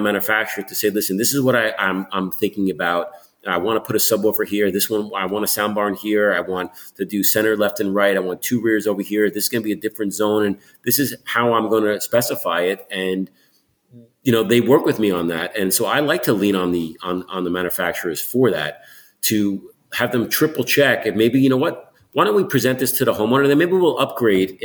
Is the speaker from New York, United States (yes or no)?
yes; New York City, New York, United States; moved away as an adult; now in Malibu, United States; I'm a New Yorker